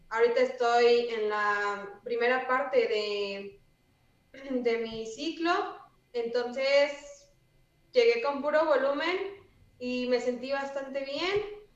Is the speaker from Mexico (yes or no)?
yes; Puebla, Mexico; una compañera me preguntó que si yo era de Puebla y le dije que sí